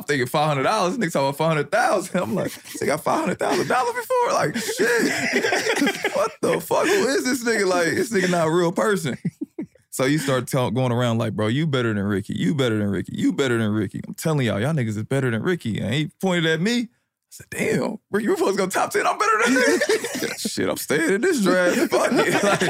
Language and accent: English; Indianapolis, Indiana, United States; I'm from the West Side of Indianapolis.